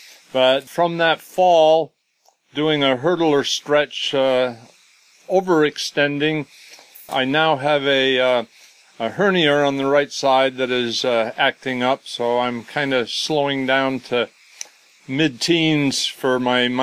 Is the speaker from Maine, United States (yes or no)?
yes; Rockland, Maine, United States; also born or lived in Connecticut; now in Mesa, United States; I was born up here in Maine and always lived out, always been out in the woods since I was a kid